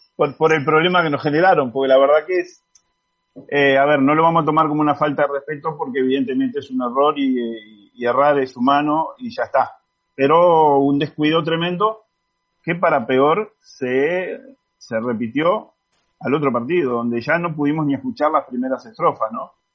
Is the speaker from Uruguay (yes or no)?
yes; Uruguay; todos los que somos uruguayos